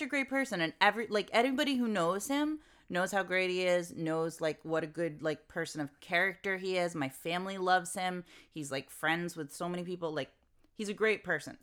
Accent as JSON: {"language": "English", "country": "United States", "said": "I'm American"}